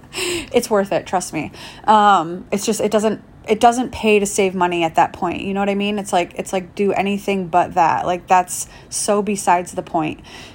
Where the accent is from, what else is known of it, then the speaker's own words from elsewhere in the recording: Michigan, United States; now in Palm Springs, United States; but I came here from Michigan, and for me, it was like California was always like the end goal, you know, being a Midwest girl